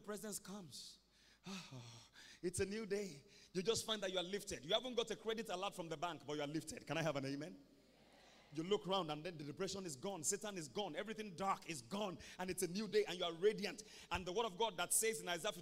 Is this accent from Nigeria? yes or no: yes; Ibadan, Oyo, Nigeria; When I was growing up in Mokola, we used to go early in the morning to go and fetch water from the well